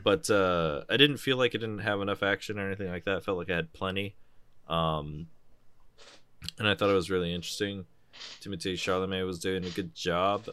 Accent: United States; I'm American, and we pronounce shit wrong.

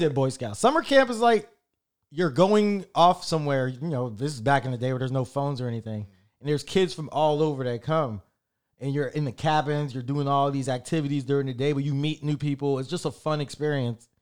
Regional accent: Orlando, Florida, United States; We're from Orlando

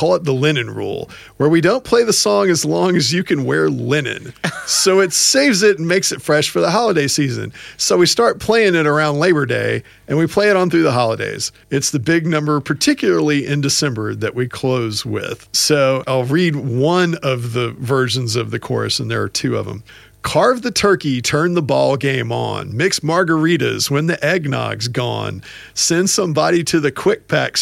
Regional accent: Houston, Texas, United States; Houston, Texas, where I'm from.

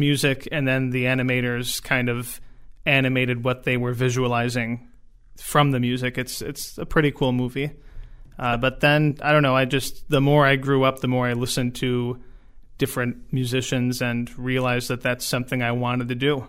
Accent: Jamestown, New York, United States; also born or lived in North Carolina; I've been in Jamestown pretty much my whole life. Moved away to North Carolina for just a few years in like 2014 to 16, and I was kind of desperate to come back. I really like it here.

